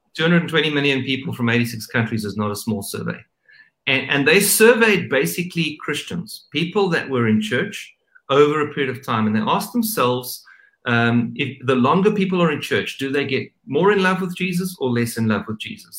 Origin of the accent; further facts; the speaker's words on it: South Africa; I'm South African